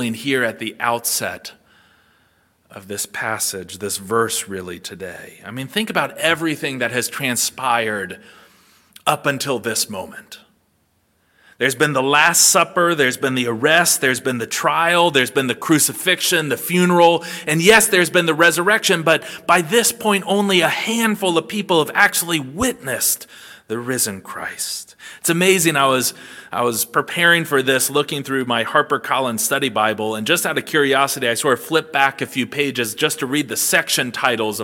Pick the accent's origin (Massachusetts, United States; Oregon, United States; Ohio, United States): Ohio, United States; now in South Georgia, United States; Growing up in Ohio